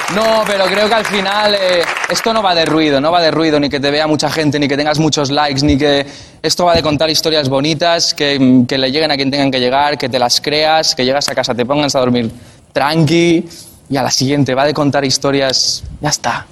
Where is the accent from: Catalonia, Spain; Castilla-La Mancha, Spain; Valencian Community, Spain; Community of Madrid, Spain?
Catalonia, Spain; Montcada i Reixac; son de mi pueblo, son de Moncay Rechac